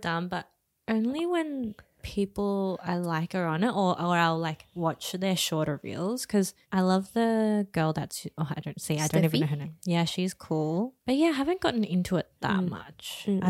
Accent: Australia; Oh, maybe because we're Asian Aussie.

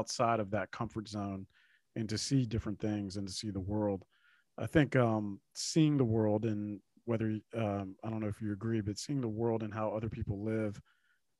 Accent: El Salvador; now in United States; I'm from El Salvador

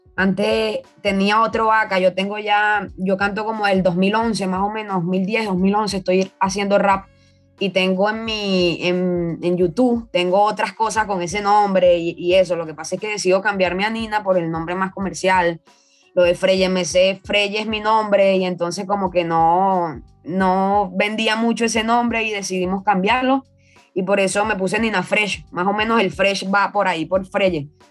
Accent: Venezuela; moved away as an adult; also born or lived in Caracas; now in Lima, Peru; cuando salí de allá de Venezuela

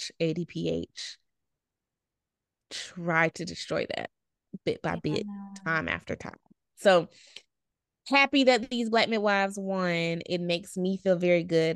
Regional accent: Alabama, United States; we're from Alabama

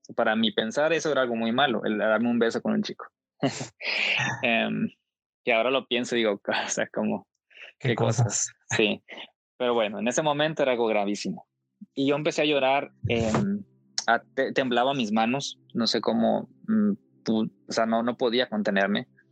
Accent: Coahuila, Mexico; De donde yo soy, de Coahuila, hace un calor intenso en tiempo de calor

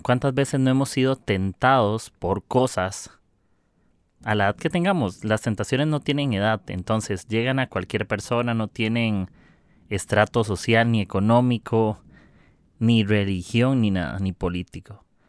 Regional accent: Costa Rica; soy de Costa Rica

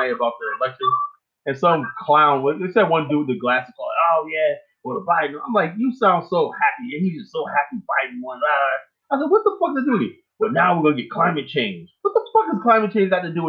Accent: Miami, Florida, United States; now in Richmond, United States; I'm from Overtown

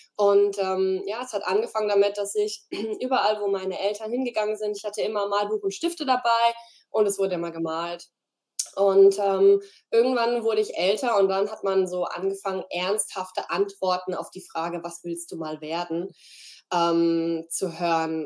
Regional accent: Freiburg, Baden-Württemberg, Germany; hier in Freiburg, bin zurück in meine Heimat gezogen

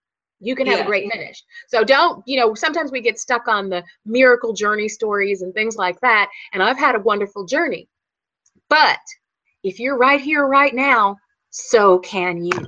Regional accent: Qualla Boundary, North Carolina, United States; I grew up on the Quala Boundary

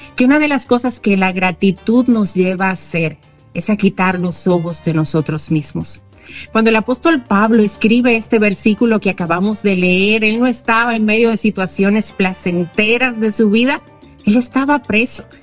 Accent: Santo Domingo, Distrito Nacional, Dominican Republic; soy de Santo Domingo

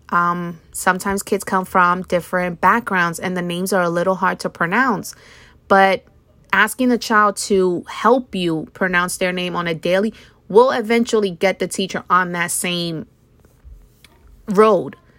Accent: United States; I grew up in America

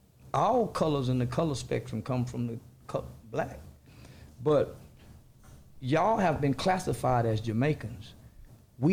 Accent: United States; Well, I'm black American.

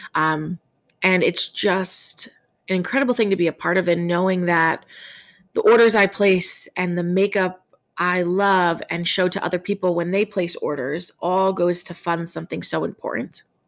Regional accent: New York, United States; as a New Yorker

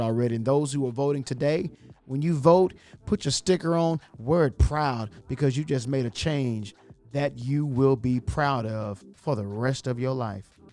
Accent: Texas County, Arkansas, United States; Y'all know I'm country. I'm from Texas County, Arkansas

